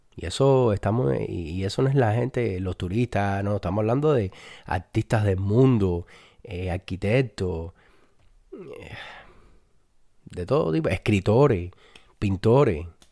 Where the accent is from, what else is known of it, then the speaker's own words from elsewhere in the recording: Cuba; los cubanos somos españoles